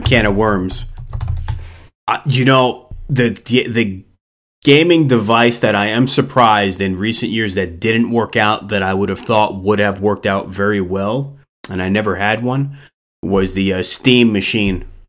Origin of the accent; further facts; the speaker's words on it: East Coast, United States; moved away; I'm originally from the East Coast